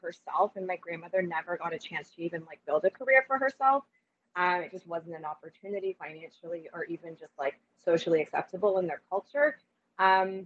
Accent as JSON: {"language": "English", "country": "Canada", "tie": "born or raised there", "first_language": "Spanish", "second_language": "English"}